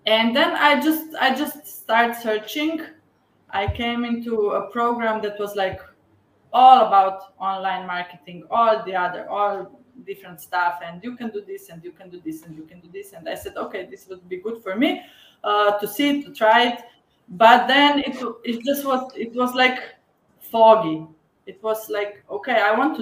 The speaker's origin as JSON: {"language": "English", "country": "Slovenia", "said": "I'm from Slovenia. It's a small country in Europe. And I live 20 kilometers from the capital"}